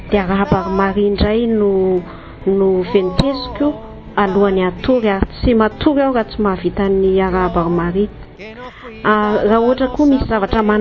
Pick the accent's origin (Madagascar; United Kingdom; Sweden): Madagascar; I am from Madagascar.